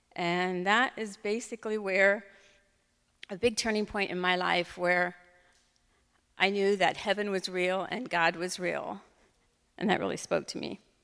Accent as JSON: {"language": "English", "town": "Fredericksburg", "country": "United States", "tie": "born or raised there", "said": "I grew up in Fredericksburg"}